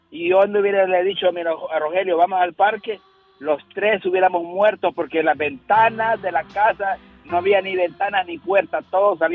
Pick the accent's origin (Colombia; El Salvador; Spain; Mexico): El Salvador; moved away; de niño nosotros en El Salvador había la guerra cruda